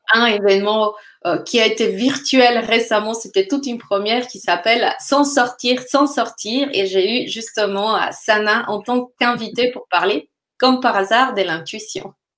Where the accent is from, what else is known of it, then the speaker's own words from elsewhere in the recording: Colombia; moved away; je viens de la Colombie